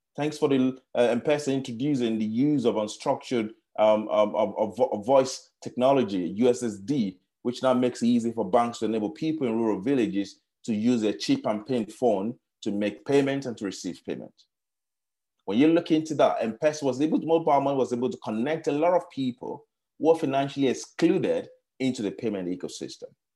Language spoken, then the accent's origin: English; Nigeria; moved away; also born or lived in Kenya; I grew up in Nigeria